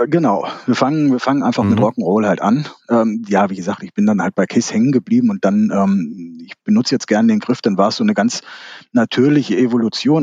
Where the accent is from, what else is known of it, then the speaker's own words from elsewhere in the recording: Kassel, Hesse, Germany; Aus Kassel. Born and raised in Kassel.